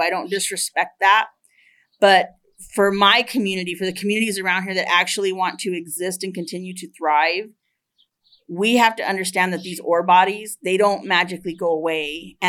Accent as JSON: {"language": "English", "town": "Superior", "region": "Arizona", "country": "United States", "tie": "born or raised there", "said": "I was raised here in Superior, and I graduated from Superior High School in 1996."}